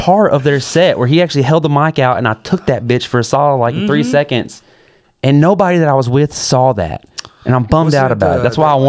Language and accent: English; Pine Bluff, Arkansas, United States; accent: hood and country; also born or lived in Woodlawn, Arkansas; I grew up between Pine Bluff and Woodlawn, Arkansas. I spent most of my life in Pine Bluff